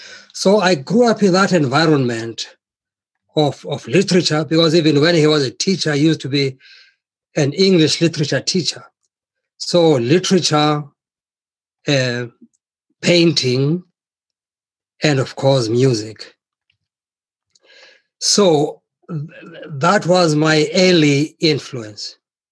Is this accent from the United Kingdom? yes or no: no; South Africa; first language Xhosa; English is a second language; moved away; also born or lived in Lesotho / Europe